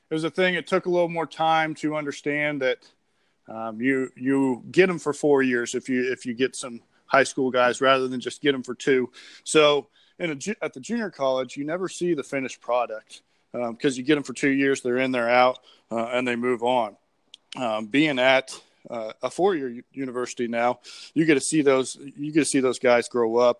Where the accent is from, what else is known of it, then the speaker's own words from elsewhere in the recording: Hays, Kansas, United States; moved away as an adult; now in Fulton, United States; I grew up in Hays, Kansas, out in western Kansas